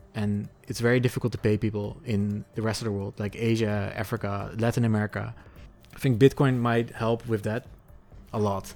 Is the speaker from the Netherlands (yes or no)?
yes; Netherlands; moved away; also born or lived in Portugal; I was a Dutch person in Portugal